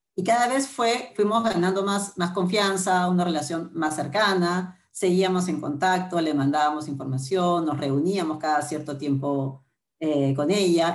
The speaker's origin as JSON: {"language": "Spanish", "region": "Lima", "country": "Peru", "tie": "born or raised there", "said": "mis, papás vinieron de Arequipa Lima, yo nací en Lima"}